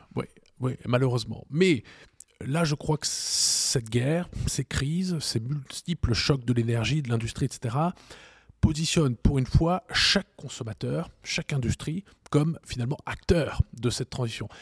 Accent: Strasbourg, Grand Est, France; j'ai grandi à Strasbourg dans un ménage franco-allemand

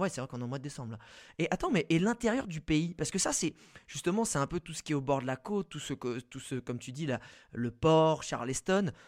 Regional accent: France; nous, en tant que Français

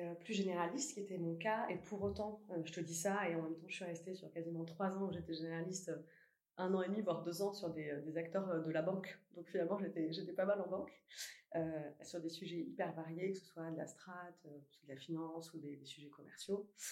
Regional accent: Toulouse, Occitania, France; moved away as an adult; now in Paris, France; J'ai grandi à Toulouse.

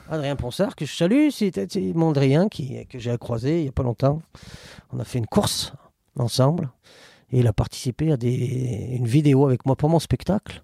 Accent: Saint-Étienne, Auvergne-Rhône-Alpes, France; je suis né à la Métard, à la clinique du rond-point

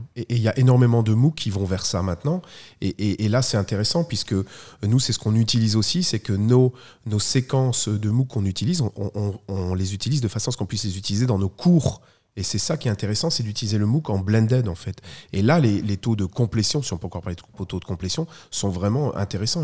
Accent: Belgium; je suis belge, très belge aussi

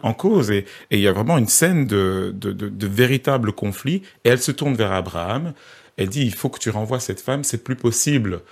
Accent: Belgium; je, je suis pas français, hein, je suis belge

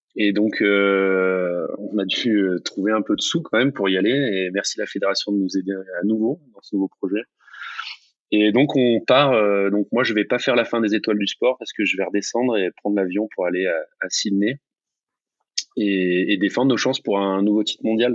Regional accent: near Marseille, Mediterranean coast, Provence-Alpes-Côte d'Azur, France; qui est pas loin de là où j'ai grandi. C'est la, même mer, hein. c'est la Méditerranée, c'est le même Mistral

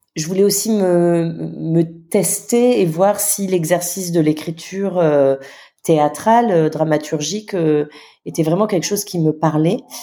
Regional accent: Nouméa, South Province, New Caledonia; also born or lived in Mont-Dore, New Caledonia / Paris, France / Lille, France; calédonienne, donc je suis née à Nouméa

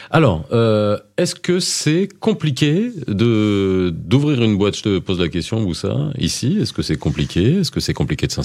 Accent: Morocco; je viens du Maroc. je viens du Maroc, j'habite à Casa.

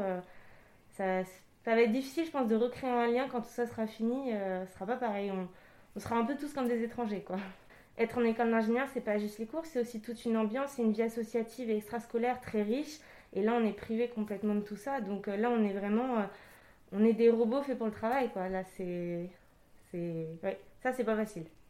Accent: Île-de-France, France; moved away as an adult; À la base, je suis d'Île-de-France

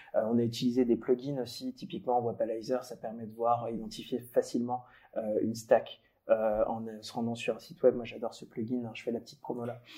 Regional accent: Paris region, Île-de-France, France; moi j'ai grandi en région parisienne

